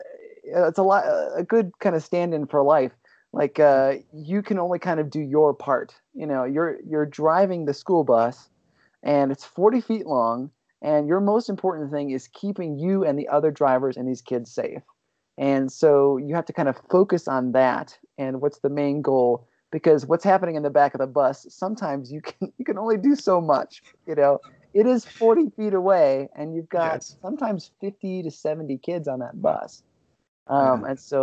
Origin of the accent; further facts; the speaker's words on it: Ohio, United States; moved away as an adult; also born or lived in Los Angeles; I grew up in Ohio, and out there, like, ball sports are king.